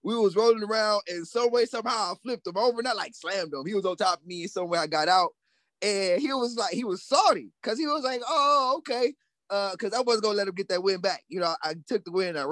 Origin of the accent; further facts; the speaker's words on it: Cleveland, Ohio, United States; I'm from Cleveland, Ohio, born and raised